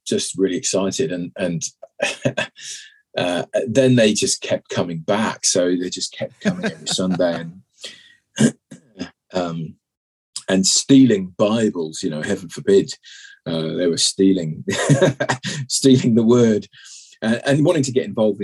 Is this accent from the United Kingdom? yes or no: yes; Malvern, West Midlands, United Kingdom; now in Tauranga, New Zealand; I'm English and grew up in the West Midlands in a beautiful town called Malvern, which is about 7 miles from Worcester.